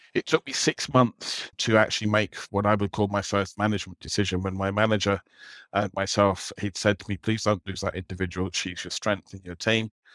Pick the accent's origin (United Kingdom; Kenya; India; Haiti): United Kingdom; London; moved away as an adult; now in Dublin, Ireland; I grew up in London